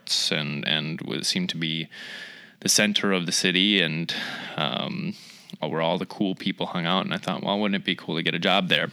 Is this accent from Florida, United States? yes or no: no; Eyota, Minnesota, United States; also born or lived in Fargo, North Dakota; now in Rochester, United States; I'm originally from Eota, Minnesota. So that's only about 12 miles east of here.